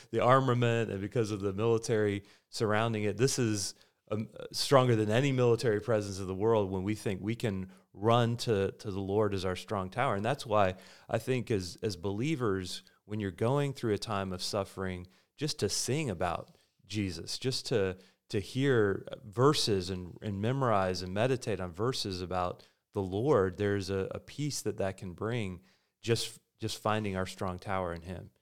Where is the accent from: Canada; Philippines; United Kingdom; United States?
United States; As Americans